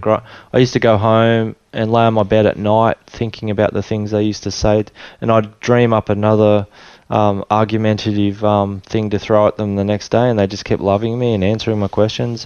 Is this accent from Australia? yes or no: yes; Tweed Heads, New South Wales, Australia; also born or lived in Sydney / Papua New Guinea; I was born in Sydney and uh, moved to Tweed Heads. So I grew up in Tweed Heads, New South Wales